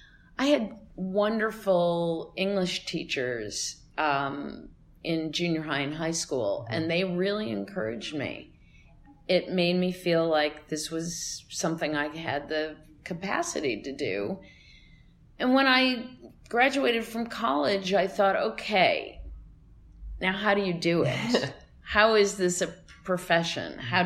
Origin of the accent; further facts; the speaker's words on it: Cleveland, Ohio, United States; I have to say a shout out to my hometown.